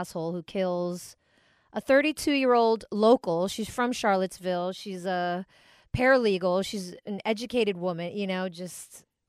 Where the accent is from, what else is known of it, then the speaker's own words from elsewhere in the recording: Philippines; I'm always celebrating being Filipino.